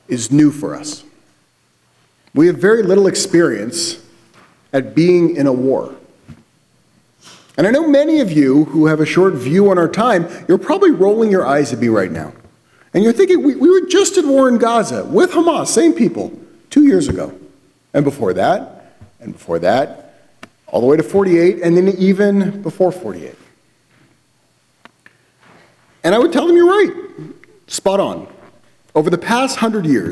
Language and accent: English; United States; We view ourselves as Americans. As an American, I have rights